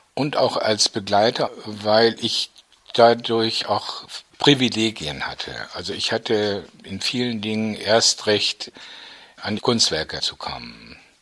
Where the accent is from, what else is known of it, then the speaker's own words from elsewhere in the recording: North Rhine-Westphalia, Germany; moved away as an adult; also born or lived in Düsseldorf; für mich als Ostwestfale